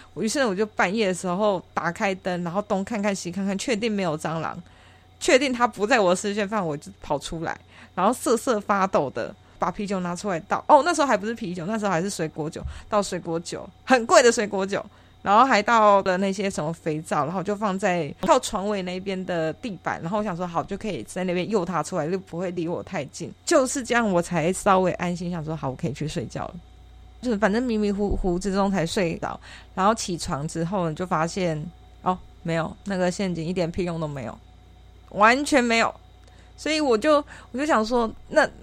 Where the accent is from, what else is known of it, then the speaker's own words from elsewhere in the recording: Taichung, Taiwan; 我是台中人，然后台中的透天四层楼